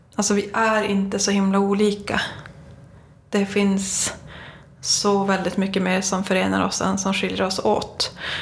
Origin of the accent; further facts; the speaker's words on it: Kiruna, Norrbotten County, Sweden; jag kommer från Kiruna